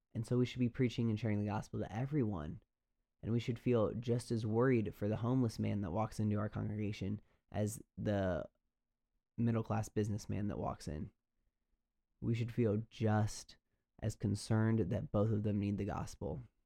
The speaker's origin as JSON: {"language": "English", "country": "United States", "said": "we as American suburban Christians, at least that's my background"}